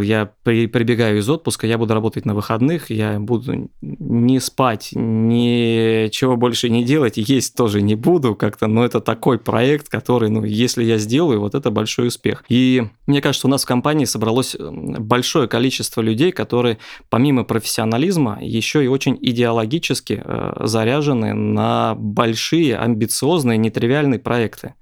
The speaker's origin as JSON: {"language": "Russian", "town": "Lipetsk", "region": "Lipetsk Oblast", "country": "Russia", "tie": "born or raised there", "moved": "as an adult", "lives_now": "Moscow, Russia", "said": "Я родом из Липецка, отучился в техническом университете, успешно поиграл в КВН потом поехал покорять Москву"}